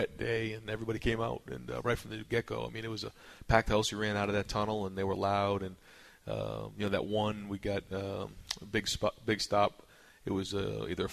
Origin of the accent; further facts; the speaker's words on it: Boston, Massachusetts, United States; now in Columbus, United States; I'm from Boston